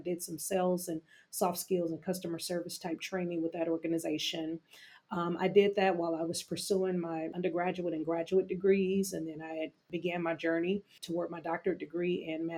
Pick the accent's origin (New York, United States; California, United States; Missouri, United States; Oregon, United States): California, United States; Originally born and raised in California